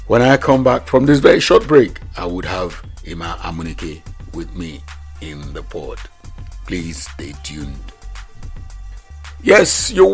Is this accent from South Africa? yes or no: no; Nigeria; I grew up in First Tag